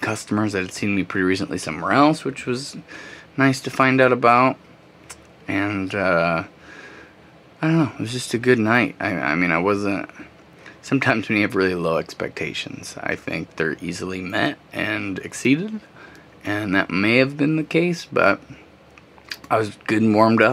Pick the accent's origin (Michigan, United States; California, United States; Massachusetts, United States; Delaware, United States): Michigan, United States; Pontiac; Pontiac's my hometown